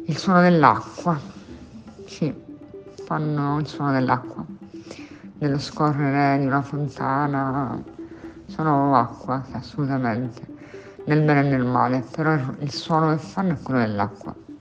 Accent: Catania, Sicily, Italy; moved away as an adult; also born or lived in Spain; now in Catania, Italy; Sono catanese di nascita, nonna di generazioni.

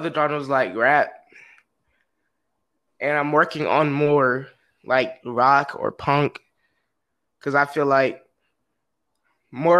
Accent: Lithonia, Georgia, United States; I grew up in Lithonia, Georgia, which is in Atlanta

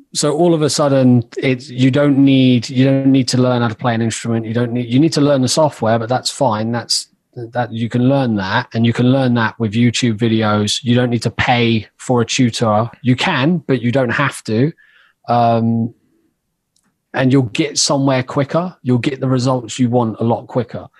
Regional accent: Oxford, South East England, United Kingdom; I grew up in Oxford, and that was where I started making music

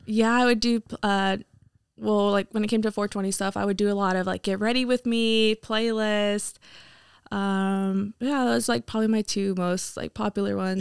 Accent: Hamilton City, California, United States; moved away as an adult; now in Chico, United States; I grew up in Hamilton City

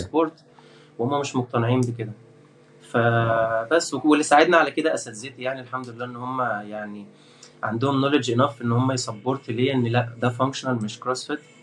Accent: Port Said Governorate, Egypt; من بورسعيد وده شرف لي ان انا من بورسعيد

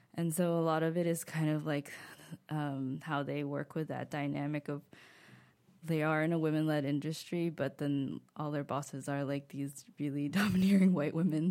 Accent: United States; accent: thick American; moved away as an adult; now in Paris, France; I was really self-conscious about my thick American accent

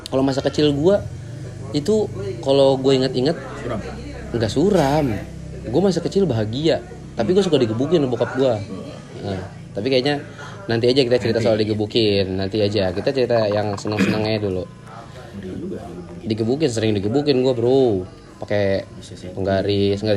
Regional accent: Jakarta, Indonesia; born there; gue lahir di Jakarta hmm. Jagakarsa hmm. gue lahir di Jagakarsa di Puskesmas Cegakarsa itu.

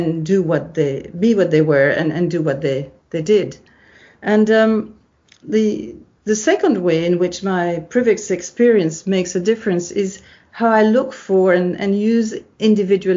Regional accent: Belgium; moved away as an adult; also born or lived in Tokyo, Japan; I'm originally from Belgium, where I got an undergraduate degree in law

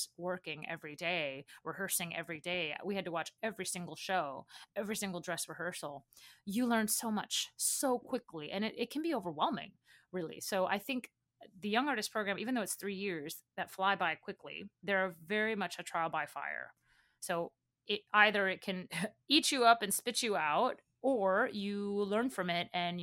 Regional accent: Baton Rouge, Louisiana, United States; moved away; I came from Baton Rouge, Louisiana, which is a relatively small city

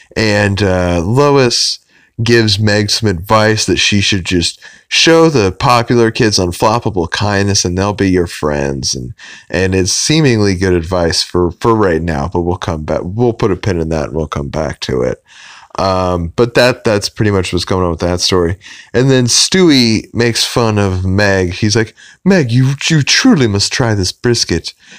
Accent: Oklahoma, United States; I'm from Oklahoma

